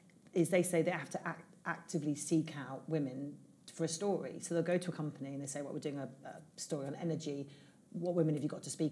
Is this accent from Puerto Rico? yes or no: no; England, United Kingdom; I'm from England.